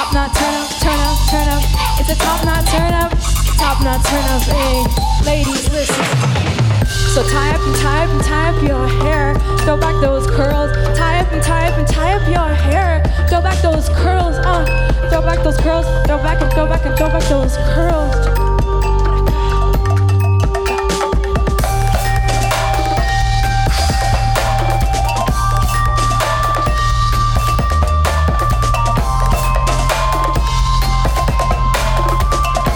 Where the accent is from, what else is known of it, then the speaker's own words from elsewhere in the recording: New York City, New York, United States; I spent some time when I was growing up in New York City, you know, to two fairly traditional Indian parents